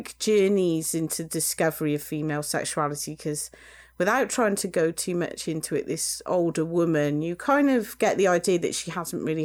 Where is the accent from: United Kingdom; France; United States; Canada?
United Kingdom; us British